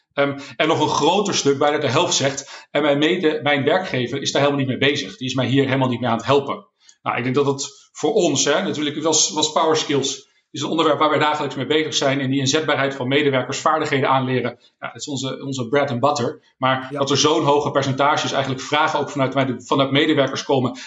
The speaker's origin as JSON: {"language": "Dutch", "country": "Netherlands", "said": "als Nederlanders"}